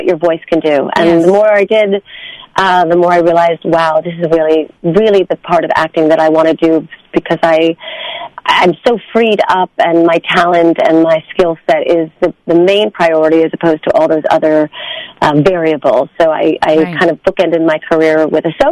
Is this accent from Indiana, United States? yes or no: no; New York City, New York, United States; my school at the time, being a New Yorker, was on 63rd Street